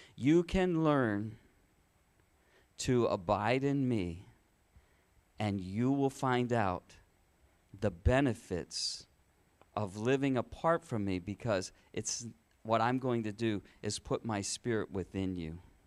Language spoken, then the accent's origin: English; Michigan, United States; the church where I grew up in Michigan